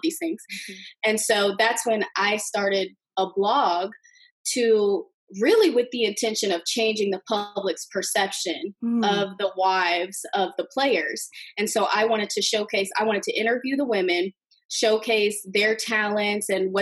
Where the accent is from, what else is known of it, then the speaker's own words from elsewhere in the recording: Bloomington, Indiana, United States; growing up in Bloomington, Indiana, female basketball players, we were treated a little bit differently